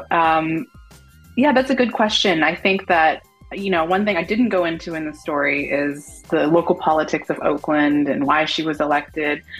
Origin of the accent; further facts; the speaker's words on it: Palestine; I am Middle Eastern. I'm Palestinian.